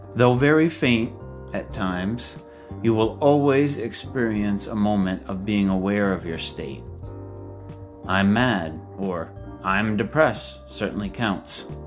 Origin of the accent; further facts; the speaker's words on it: Maine, United States; my home state of Maine